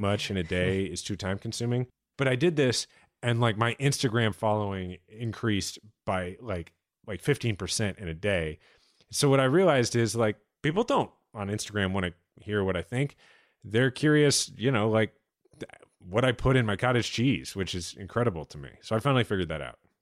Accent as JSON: {"language": "English", "town": "Kansas City", "region": "Missouri", "country": "United States", "tie": "born or raised there", "said": "my hometown in which my son is a sixth generation Kansas Cityan"}